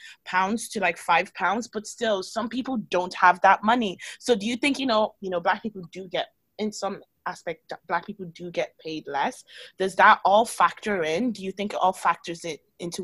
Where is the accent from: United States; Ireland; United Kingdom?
Ireland; I grew up in Ireland